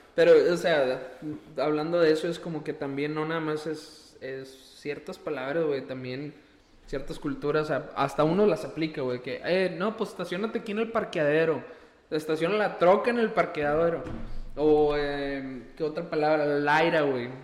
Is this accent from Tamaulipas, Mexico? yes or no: yes; Valle Hermoso, Tamaulipas, Mexico; moved away as an adult; now in Texas, United States; yo nací acá y me fui con mis papás para allá, para, para Valle y después de eso ya me vine para acá, a la universidad